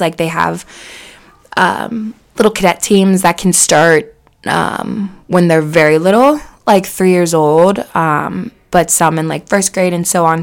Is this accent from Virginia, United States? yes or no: no; Cincinnati, Ohio, United States; I grew up in Cincinnati for 24 years